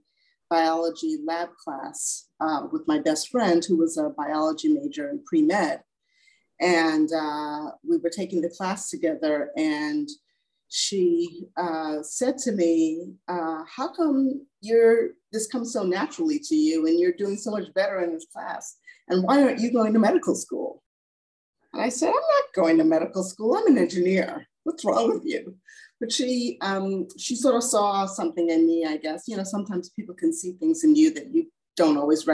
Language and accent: English; New York City, New York, United States; moved away as an adult; also born or lived in Guyana; I was born in Guyana, South America, but I grew up in Brooklyn, in East Flatbush.